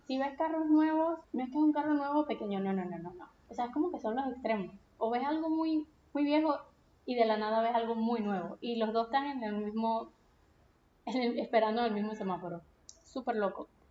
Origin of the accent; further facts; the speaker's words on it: Punto Fijo, Falcón, Venezuela; moved away as an adult; Yo soy de Punto Fijo, que es una ciudad que es pequeña, es una ciudad costeña, está al norte del país